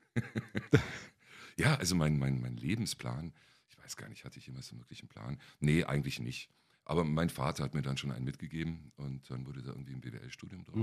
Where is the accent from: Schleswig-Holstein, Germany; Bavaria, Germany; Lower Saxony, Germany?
Bavaria, Germany; Kempten; moved away as an adult; also born or lived in North Rhine-Westphalia; now in Berlin, Germany; In meiner Heimatstadt, in Kempten im Allgäu.